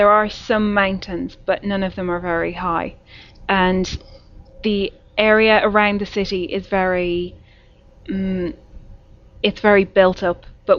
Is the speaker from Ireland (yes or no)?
yes; Bray, Leinster, Ireland; moved away; I'm from a place called Bray, which is maybe 1 hour's drive from the capital, Dublin.